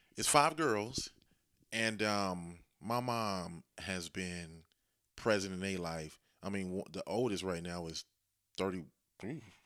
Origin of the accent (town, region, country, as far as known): Dayton, Ohio, United States; born or raised there